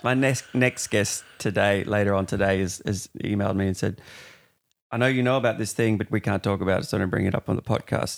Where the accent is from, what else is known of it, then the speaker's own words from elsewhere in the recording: Perth, Western Australia, Australia; moved away as an adult; I'm from Perth originally. I've been here three, four years